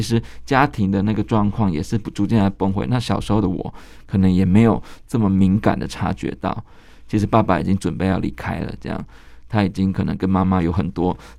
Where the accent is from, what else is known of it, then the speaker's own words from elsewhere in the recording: Kaohsiung, Taiwan; 我们高雄人就会记得那个奇经海，海水浴场有一段时间是关闭的